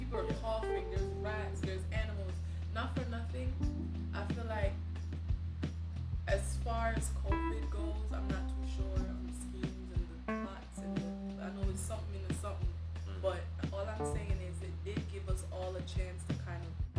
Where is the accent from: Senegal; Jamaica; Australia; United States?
Jamaica; in my childhood growing up in Jamaica.